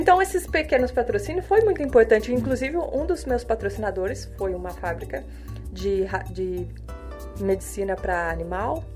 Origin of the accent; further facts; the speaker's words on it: Cruzeiro, São Paulo, Brazil; eu moro eu sou da cidade de Cruzeiro, natural da cidade de Cruzeiro, uma cidade pequena, mas cheia de montanhas, rios, cachoeira, essas coisas gostosas de infância